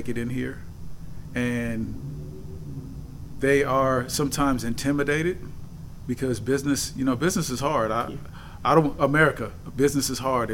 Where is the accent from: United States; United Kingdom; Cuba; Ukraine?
United States; San Francisco, California; I was born and raised in San Francisco, California